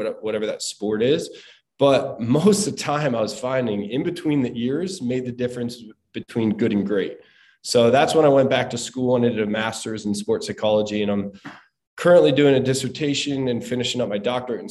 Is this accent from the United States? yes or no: yes; Southern New Jersey, United States; I'm from the East Coast, from Southern New Jersey, and we did a lot of stuff growing up